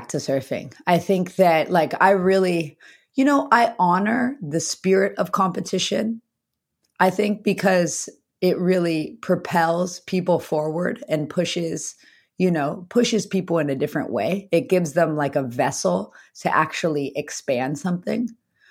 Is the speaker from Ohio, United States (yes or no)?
no; the Valley, Southern California, United States; I grew up in the Valley. I was a Valley kid surrounded by concrete